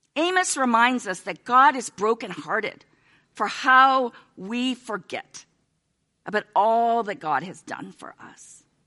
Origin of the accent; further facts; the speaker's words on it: United States; we're American